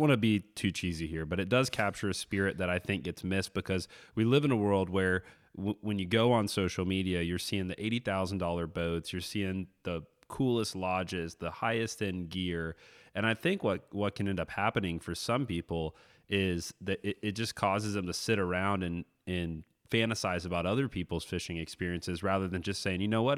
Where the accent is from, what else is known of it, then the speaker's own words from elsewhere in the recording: Florida, United States; a kid growing up in Florida